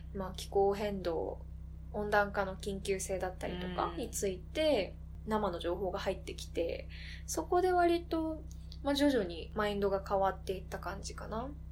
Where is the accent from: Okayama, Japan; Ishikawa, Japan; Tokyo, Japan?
Tokyo, Japan; Koganei; 私実家小金井なんだけど